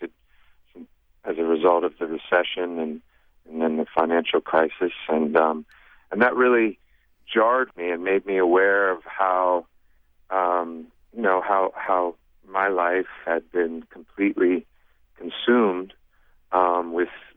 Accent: Ohio, United States; I'm from Ohio

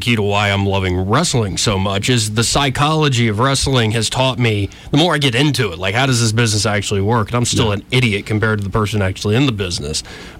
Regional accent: Montgomery, Alabama, United States; I still get people around here going, so where are you from? I'm like, here.

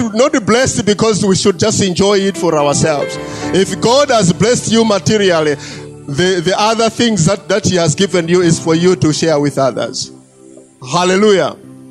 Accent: Malawi; I was born here in Malawi and I have lived here in Malawi

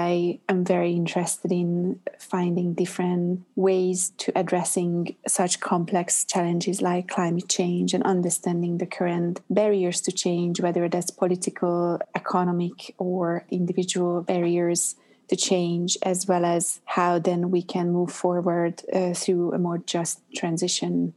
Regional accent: Budapest, Hungary; English is a second language; moved away as an adult; also born or lived in Montreal, Canada / New York, United States; now in London, United Kingdom; I'm originally from Budapest, Hungary

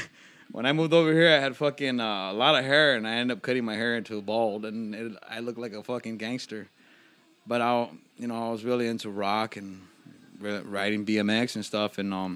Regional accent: Los Angeles, California, United States; I'm from Boyle Heights

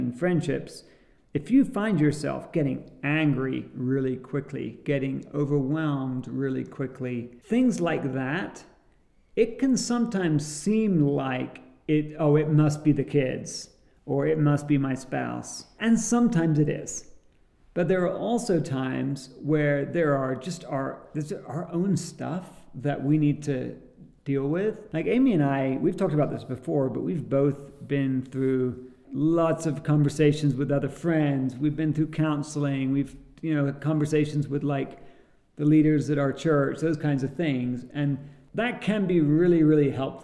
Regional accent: England, United Kingdom; growing up in England

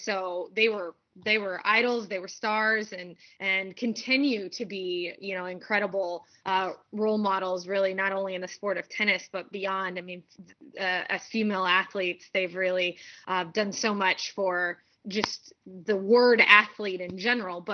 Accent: north of Indianapolis, United States; moved away as an adult; also born or lived in Columbia, Missouri; I grew up in the Midwest, just north of Indianapolis

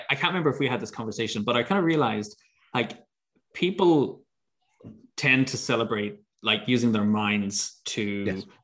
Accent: Ireland; It, it's funny as an Irish person.

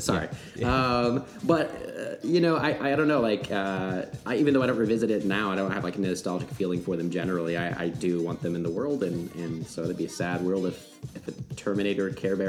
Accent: United States; obviously we are American

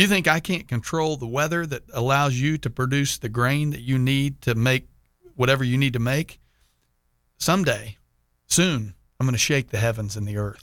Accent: Texas, United States; now in Jacksonville, United States; being a Texan

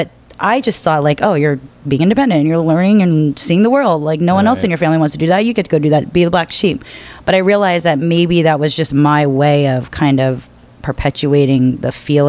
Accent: Pennsylvania, United States; also born or lived in Washington, D.C. / Florida / Arkansas; I grew up in Pennsylvania, kind of lived in DC for a while, went to college in Florida, back to Pennsylvania, then to DC, Arkansas for a little bit.

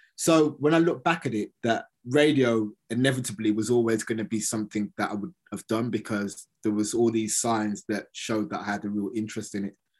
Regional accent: Birmingham, West Midlands, United Kingdom; I'm from Birmingham

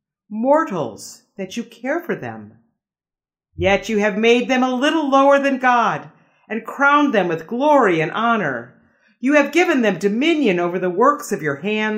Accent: Des Moines, Iowa, United States; moved away as an adult; now in Palm Springs, United States; come from Des Moines, Iowa, and was just living in Iowa for the last 5 years, caring for my parents

